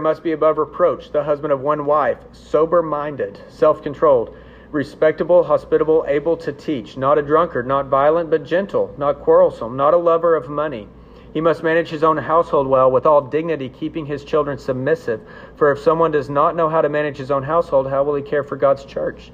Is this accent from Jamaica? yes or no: no; the South, United States; I'm a Southerner